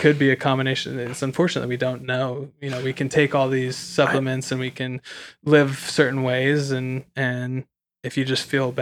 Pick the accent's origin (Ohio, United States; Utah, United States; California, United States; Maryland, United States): California, United States; Santa Cruz; moved away; I grew up in Santa Cruz, California